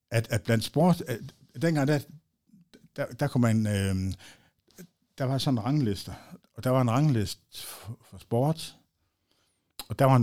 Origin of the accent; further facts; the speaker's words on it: Aalborg, North Denmark Region, Denmark; Og jeg er født, ja, i Sundby